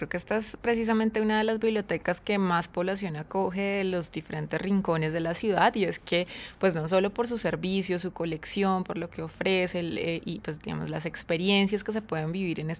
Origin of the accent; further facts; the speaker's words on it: Buga, Valle del Cauca, Colombia; en, mi tierra se llama la dirección bugueña, que es la dirección con, con santo y seña